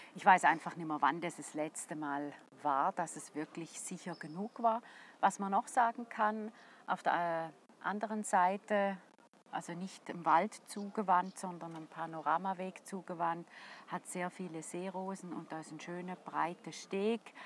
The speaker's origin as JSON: {"language": "German", "region": "St. Gallen", "country": "Switzerland", "said": "als St. Galler"}